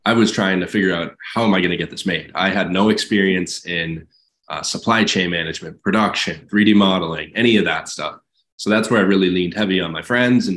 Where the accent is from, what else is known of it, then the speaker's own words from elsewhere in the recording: Massachusetts, United States; my home state of Massachusetts